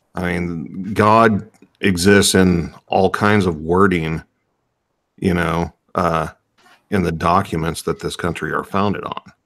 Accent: United States; as an American

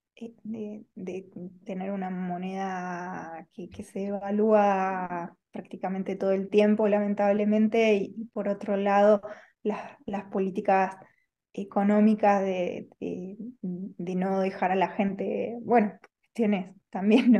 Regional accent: Argentina; moved away as an adult; now in Spain; soy argentina, hace dos años estoy aquí en, eh, en España

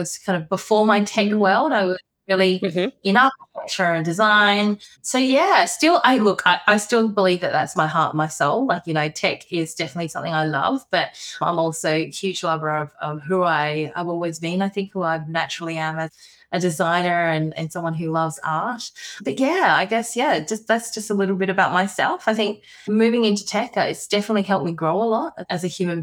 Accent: Adelaide, South Australia, Australia; born and bred in Adelaide, little old Adelaide.

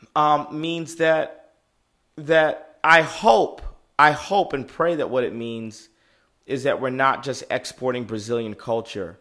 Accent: United States; I'm African American.

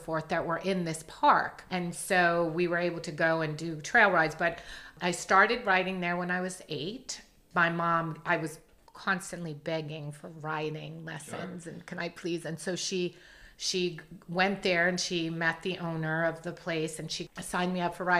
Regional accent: New York, United States; also born or lived in Catskill Mountains, New York; I was born and raised in New York, but the first 7 years or so, I lived in upstate New York

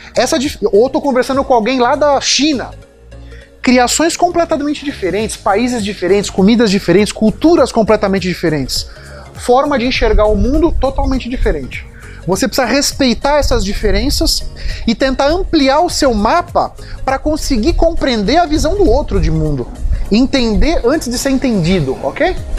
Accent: São Paulo, Brazil; also born or lived in Bahia; eu nasci, eu sou baiano, mas fui criado aqui em São Paulo

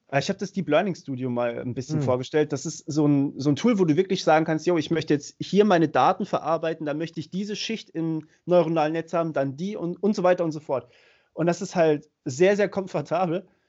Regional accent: Germany; bei uns in Deutschland

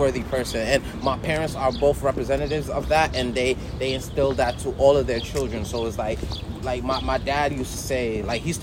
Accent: New York City, New York, United States; also born or lived in Senegal; this place where I grew up also made me who I am today.

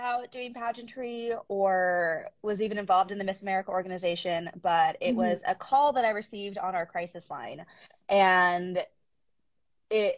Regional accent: Gig Harbor, Washington, United States; also born or lived in South Korea; now in Alaska, United States; So I was born in South Korea, but then I was raised in a Caucasian family in Gig Harbor, Washington.

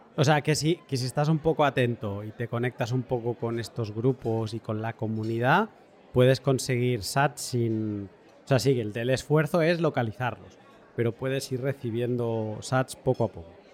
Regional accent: Catalonia, Spain; soy catalán

